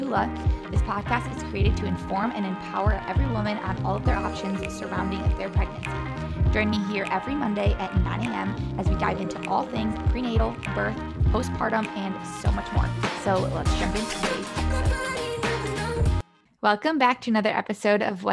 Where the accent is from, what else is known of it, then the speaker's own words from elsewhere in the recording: United States; also born or lived in Ohio / Michigan; now in North Carolina, United States; Me and Ashton are originally from Ohio/Michigan